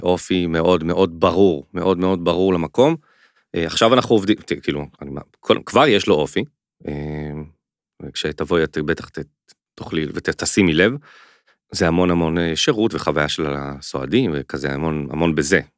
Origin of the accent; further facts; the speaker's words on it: Jerusalem, Jerusalem District, Israel; moved away; also born or lived in Tel Aviv; מחובר מאוד לירושלים, כאילו גדלתי שם, אבל גדלתי הרבה שם